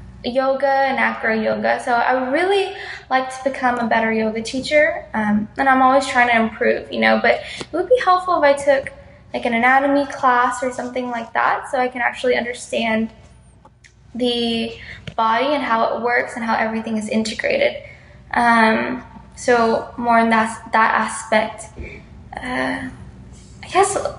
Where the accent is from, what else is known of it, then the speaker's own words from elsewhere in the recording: Houston, Texas, United States; moved away; I was from Texas and Houston